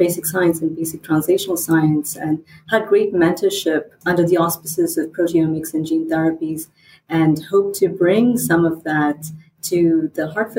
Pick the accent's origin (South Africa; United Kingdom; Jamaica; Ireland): United Kingdom; England; also born or lived in India / United States; my accent is still catching up, I think, because I was born in England, and I grew up between England, India, and the United States